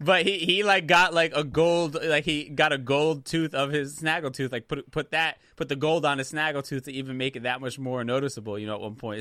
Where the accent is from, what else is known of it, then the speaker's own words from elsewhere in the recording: United States; I was born in the States